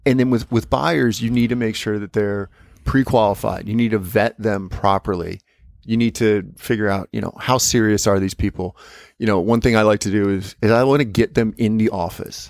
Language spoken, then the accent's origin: English; United States; moved away; Like, so I'm an American.